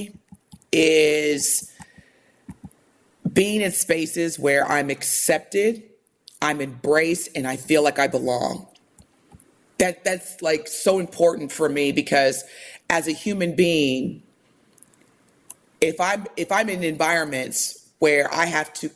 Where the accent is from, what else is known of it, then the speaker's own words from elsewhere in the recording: United States; growing up in America